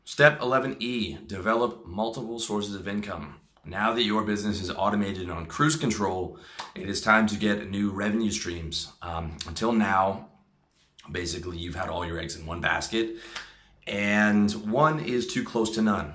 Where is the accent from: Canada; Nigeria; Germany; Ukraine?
Canada; me uh, being a Canadian